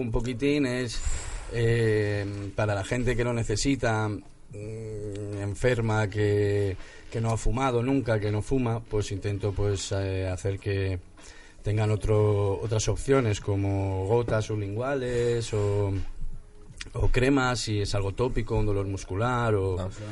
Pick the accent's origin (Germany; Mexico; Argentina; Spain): Spain; Santander, Cantabria; now in Madrid, Spain; yo soy de Santander también